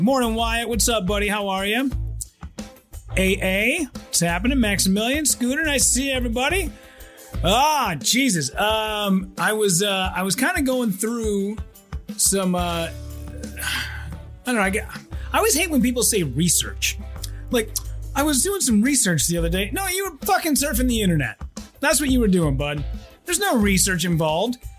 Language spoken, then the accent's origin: English; Hibbing, Minnesota, United States; my hometown of Hibbing